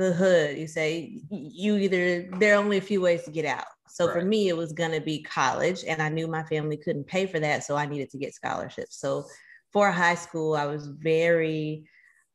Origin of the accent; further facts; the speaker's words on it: Miami Gardens, Florida, United States; I'm from Miami Gardens. You know, born and raised in the County